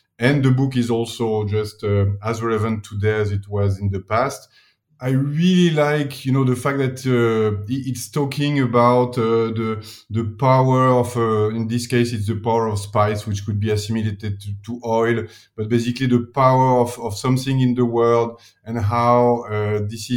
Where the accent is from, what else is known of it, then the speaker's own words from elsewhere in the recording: Paris, Île-de-France, France; accent: French; English is a second language; moved away as an adult; also born or lived in New York, United States; now in Milan, Italy; I'm from Paris originally